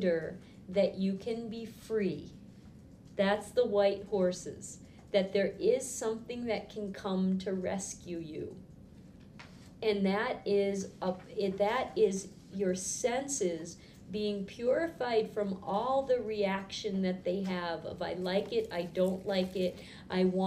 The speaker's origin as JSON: {"language": "English", "town": "Boston", "region": "Massachusetts", "country": "United States", "tie": "born or raised there", "said": "I grew up in Boston."}